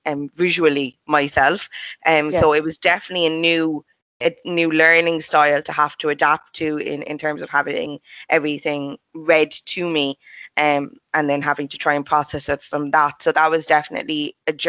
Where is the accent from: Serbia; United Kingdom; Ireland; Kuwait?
Ireland; Cork, Munster; moved away as an adult; now in Dublin, Ireland; I'm from Cork originally, from just outside the city centre. So I'm 100% a Cork native, but I've only recently moved off to Dublin